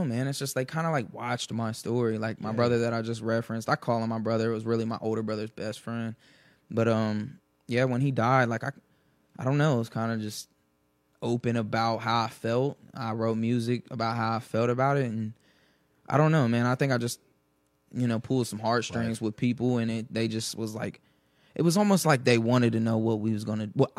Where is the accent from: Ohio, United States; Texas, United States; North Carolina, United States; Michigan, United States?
Ohio, United States; Dayton; East Dayton, Ohio